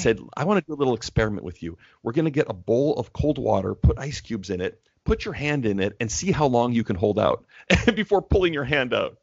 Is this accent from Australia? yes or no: no; Canada; moved away as an adult; now in Portland, United States; I'm Canadian, so I moved to the States